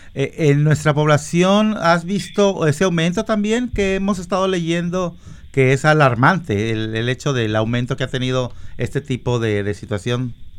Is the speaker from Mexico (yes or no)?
yes; Mexico; now in Washington, United States; yo soy mexicano